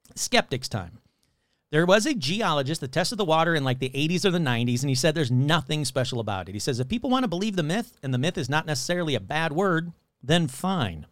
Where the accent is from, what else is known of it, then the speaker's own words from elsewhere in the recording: United States; I'm an American. I went to, you know, American school, public schools